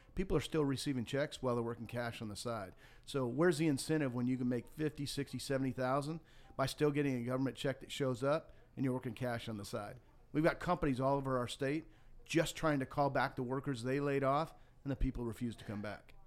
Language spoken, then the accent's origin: English; Montana, United States; moved away as an adult; also born or lived in Florida; now in Georgia, United States; I grew up in Montana, had a very tough background